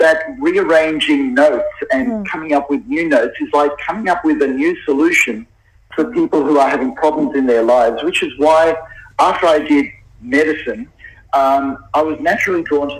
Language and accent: English; Sydney, New South Wales, Australia; I'm in the middle of Sydney. Now, Sydney is my hometown